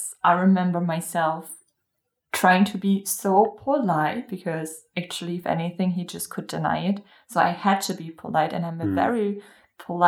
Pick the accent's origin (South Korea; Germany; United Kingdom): Germany; born or raised there